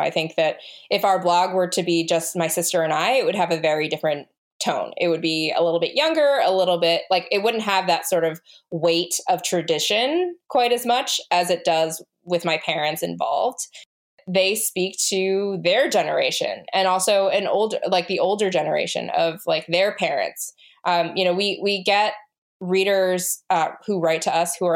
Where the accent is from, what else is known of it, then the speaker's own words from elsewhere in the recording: United States; we are an American family